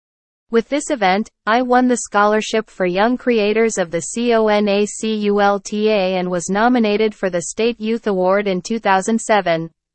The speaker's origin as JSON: {"language": "English", "town": "Ciudad Juárez", "region": "Chihuahua", "country": "Mexico", "tie": "born or raised there", "said": "I was born and raised in Ciudad Juarez, where I studied mostly in public schools."}